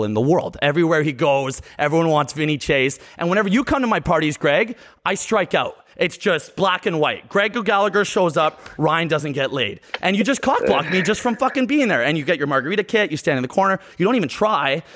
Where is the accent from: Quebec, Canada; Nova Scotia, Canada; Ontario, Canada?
Ontario, Canada; Toronto; I'm from Toronto